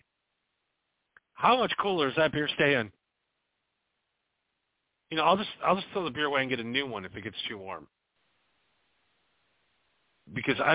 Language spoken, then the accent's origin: English; Wisconsin, United States; moved away; I was a boy in Wisconsin